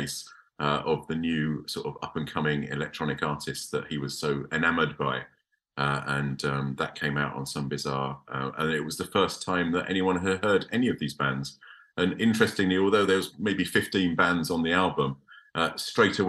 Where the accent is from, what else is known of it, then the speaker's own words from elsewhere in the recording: Chelmsford, East of England, United Kingdom; I'm from Essex. I come from Chelmsford.